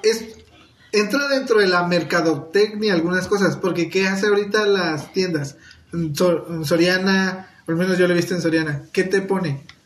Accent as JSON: {"language": "Spanish", "region": "Veracruz", "country": "Mexico", "moved": "yes", "said": "quiero viajar a Veracruz, quiero ir a, mi pueblo"}